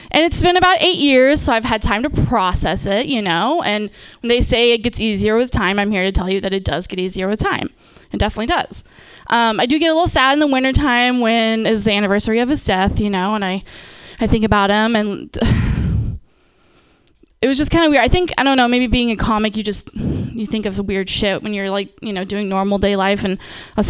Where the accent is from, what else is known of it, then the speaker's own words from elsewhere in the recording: Napa, California, United States; moved away; I'm from, born and raised in Napa